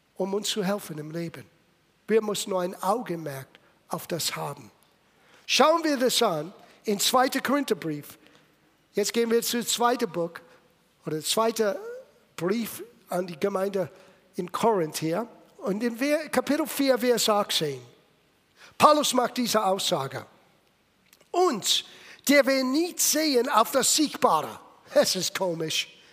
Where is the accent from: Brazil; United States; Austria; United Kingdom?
United States; Little Italy, East Coast; German is a second language; moved away as an adult; also born or lived in California; Ich bin in Little Italy geboren